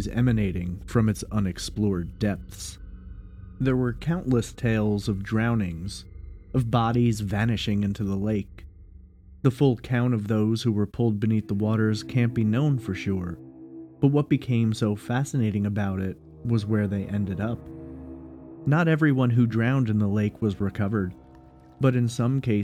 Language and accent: English; New York, United States; my home state of New York